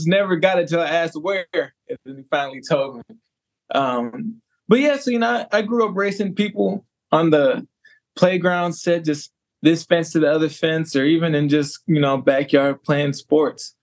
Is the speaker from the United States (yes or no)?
yes; Madison, Wisconsin, United States; also born or lived in Beloit, Wisconsin / Waunakee, Wisconsin / New Mexico; I was born in Madison. Raised in the Madison area as well.